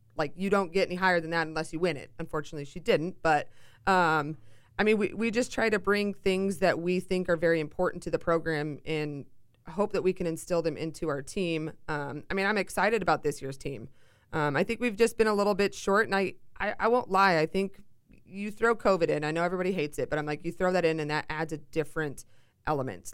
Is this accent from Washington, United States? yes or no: yes; Seattle, Washington, United States; moved away as an adult; also born or lived in Chicago; I'm originally from Seattle, so I flew halfway across the country to do my college career.